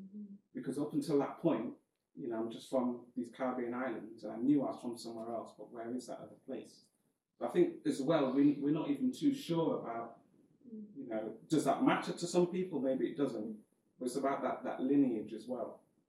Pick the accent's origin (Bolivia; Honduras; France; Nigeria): Nigeria; And I knew it was going to be West Africa, but I'm Nigerian, any Nigerians in the house.